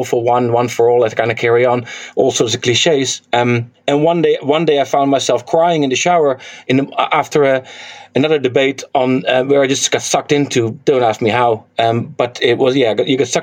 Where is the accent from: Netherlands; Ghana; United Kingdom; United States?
Netherlands; now in New Zealand; I'm from Holland, from Netherlands